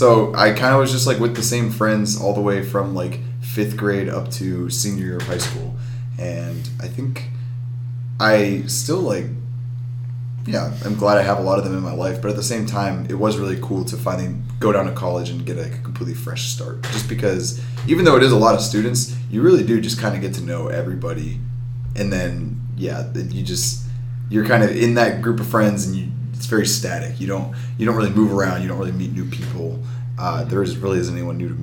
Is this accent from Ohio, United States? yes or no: yes; Wadsworth, Ohio, United States; growing up in the Wadsworth, Ohio, it's near Akron